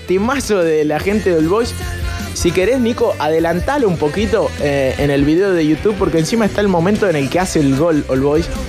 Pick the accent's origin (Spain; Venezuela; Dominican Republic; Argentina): Argentina; Mar del Plata, Buenos Aires Province; yo soy de Mar del Plata, nací en Mar del Plata en realidad